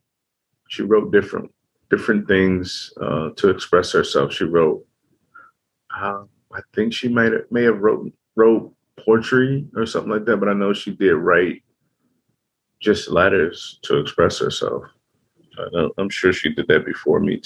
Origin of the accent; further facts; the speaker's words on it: Chicago, Illinois, United States; growing up in Chicago, you have to have a mug on your face